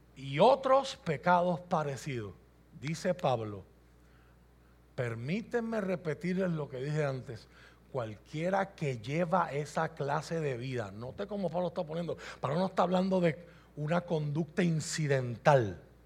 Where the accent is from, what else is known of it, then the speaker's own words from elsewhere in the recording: Puerto Rico; Yo soy puertorriqueño